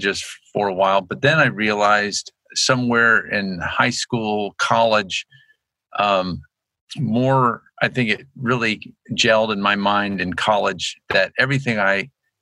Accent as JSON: {"language": "English", "town": "Annapolis", "region": "Maryland", "country": "United States", "tie": "born or raised there", "also_born_or_lived": "Lynchburg, Virginia", "moved": "yes", "lives_now": "Moscow, United States", "said": "growing up in Annapolis, Maryland"}